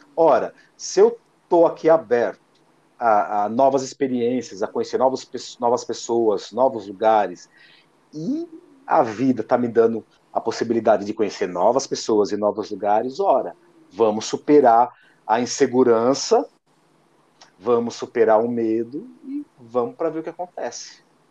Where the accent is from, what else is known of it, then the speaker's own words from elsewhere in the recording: Lençóis Paulista, São Paulo, Brazil; moved away as an adult; now in Araçatuba, Brazil; a minha cidade natal, que é Lençóis Paulistas, estou apenas a duzentos e cinquenta quilômetros